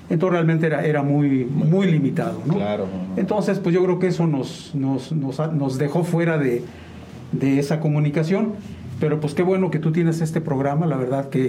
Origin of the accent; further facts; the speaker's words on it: Mexico City, Mexico; born there; Eh, fíjate que yo nací en la Ciudad de México.